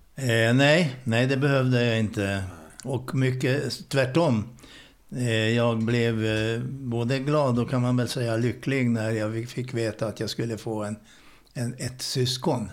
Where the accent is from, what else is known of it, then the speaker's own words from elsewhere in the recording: Budapest, Hungary; Swedish is a second language; moved away as an adult; now in Sweden; född ungrare. Bodde i mitt hemland i Budapest i 19 års tid